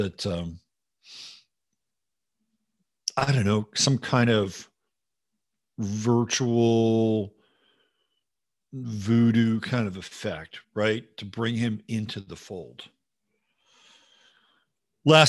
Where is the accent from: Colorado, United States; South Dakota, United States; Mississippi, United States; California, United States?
California, United States; Bay Area; I grew up in the Bay Area